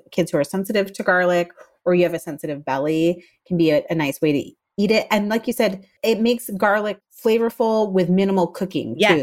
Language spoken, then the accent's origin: English; the South, United States